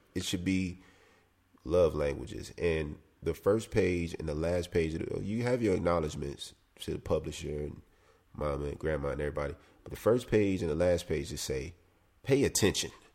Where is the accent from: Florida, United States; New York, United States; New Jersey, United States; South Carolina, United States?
South Carolina, United States; I come from South Carolina